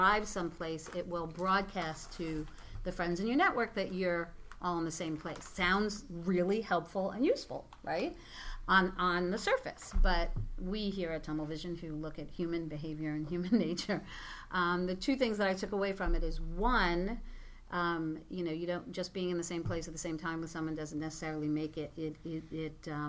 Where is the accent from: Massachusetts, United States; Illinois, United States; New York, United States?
New York, United States; New York City; I'm a New Yorker